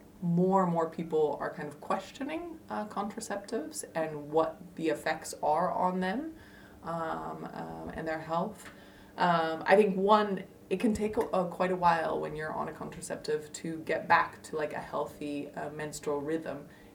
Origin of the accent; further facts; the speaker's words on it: United States; now in Netherlands; And in the Netherlands, that's hard. Like, I'm also an American, so I know